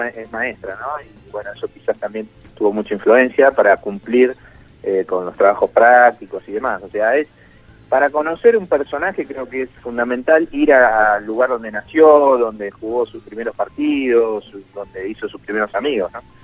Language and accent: Spanish; Zona Sur, Buenos Aires, Argentina; siendo de, acá de Buenos Aires, yo soy de Zona